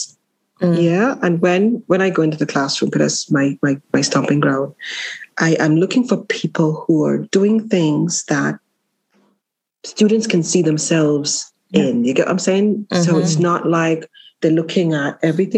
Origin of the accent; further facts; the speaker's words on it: Jamaica; I'm Jamaican in Jamaica, for Jamaica